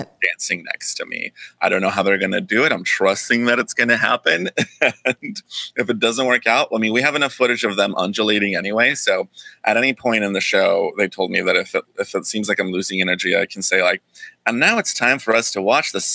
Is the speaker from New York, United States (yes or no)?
no; the Bay Area, California, United States; I grew up in the Bay Area